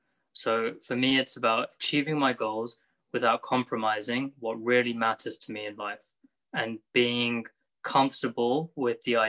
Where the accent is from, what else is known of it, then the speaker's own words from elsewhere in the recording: United Kingdom; I am a British Muslim, lived here my whole life, being in the UK